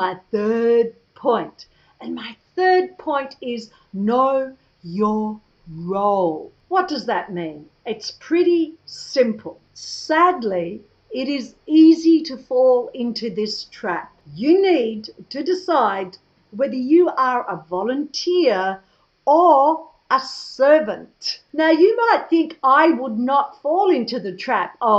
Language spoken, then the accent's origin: English; Australia; moved away; spend a few more months in my home country